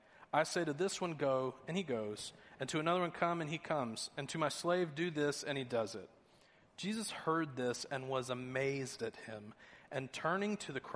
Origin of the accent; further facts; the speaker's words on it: Georgia, United States; I'm originally from Georgia. I know I don't have much of the accent anymore.